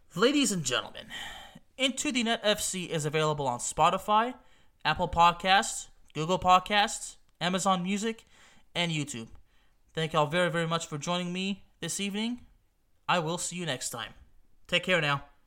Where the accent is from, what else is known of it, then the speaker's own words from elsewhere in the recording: Lyon, Auvergne-Rhône-Alpes, France; moved away; Olympique Lyonnais, the club of my hometown in France